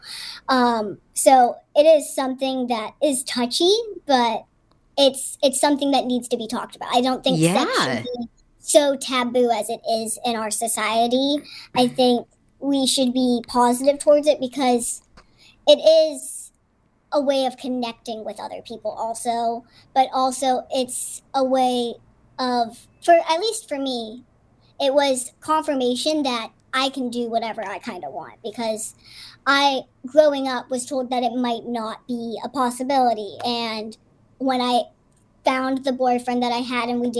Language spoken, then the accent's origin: English; Pittsburgh, Pennsylvania, United States; I grew up in Pittsburgh